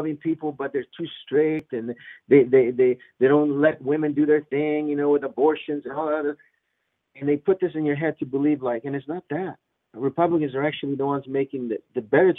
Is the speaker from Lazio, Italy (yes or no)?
yes; Rome, Lazio, Italy; now in United States; from a kid, you know, growing up in Rome, Italy, and looking up to America